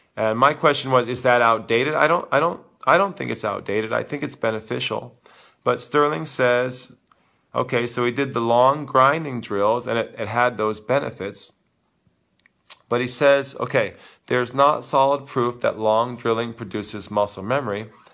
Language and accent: English; New York City, New York, United States; growing up in New York City